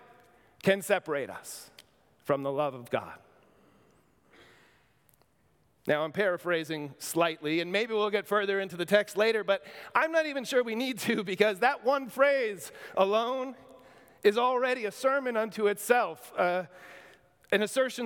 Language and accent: English; near New Rochelle, New York, United States; in New Rochelle, New York, near my hometown